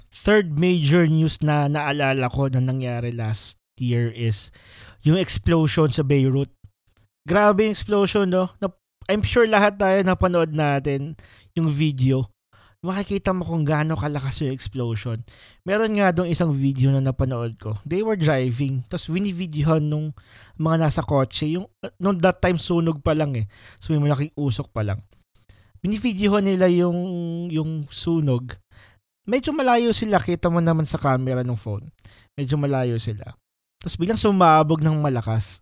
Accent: Batangas, Calabarzon, Philippines; moved away; yung province ko kasi is Batangas.

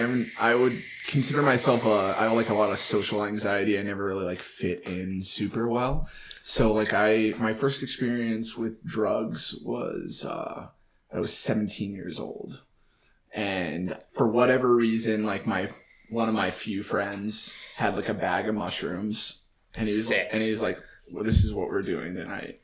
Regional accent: Texas, United States; I grew up in Texas

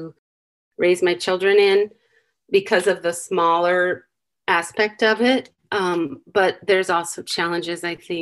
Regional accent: Vincent, Iowa, United States; moved away; also born or lived in Mexico City, Mexico; I grew up in Vincent, Iowa.

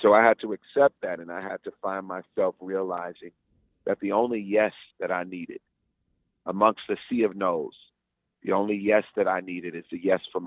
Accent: Houston, Texas, United States; moved away; Houston, my hometown

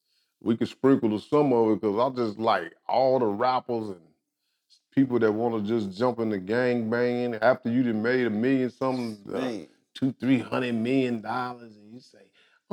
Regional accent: North Las Vegas, Nevada, United States; Where I grew up at, I grew up in Northtown. I'm from Northtown.

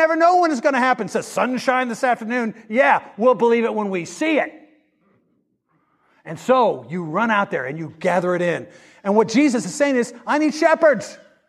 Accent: Kansas, United States; now in Mississippi, United States; I come from Kansas, but we have harvest here in Mississippi.

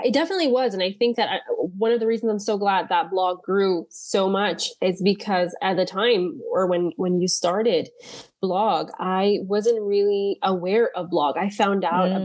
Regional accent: Caribbean Netherlands; moved away as an adult; now in Netherlands; I was born on Bonaire to Dominican parents

